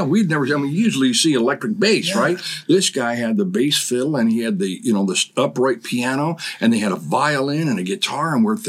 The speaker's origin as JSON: {"language": "English", "region": "California", "country": "United States", "tie": "born or raised there", "also_born_or_lived": "Washington", "moved": "as an adult", "said": "both of us were raised in California. I was born in California."}